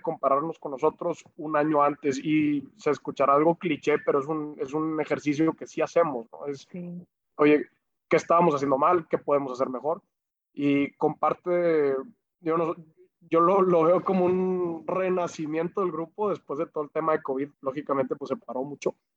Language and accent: Spanish; Monterrey, Nuevo León, Mexico; Nosotros ahí somos orgullosamente regios